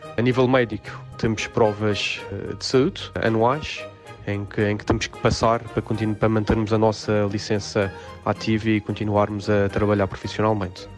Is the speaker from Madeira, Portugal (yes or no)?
yes; Madeira, Portugal; moved away as an adult; also born or lived in Lisbon, Portugal / Slovenia / Macau; now in Dubai, United Arab Emirates; Saí da Madeira quando tinha 18 anos para Lisboa